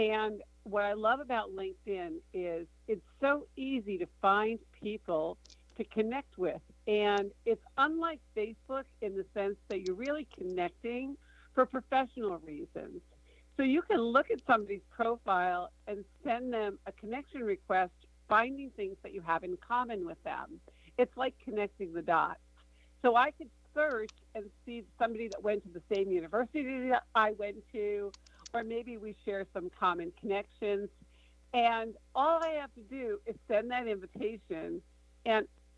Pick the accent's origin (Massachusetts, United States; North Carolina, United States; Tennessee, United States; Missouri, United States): Massachusetts, United States; Boston; I'm from Boston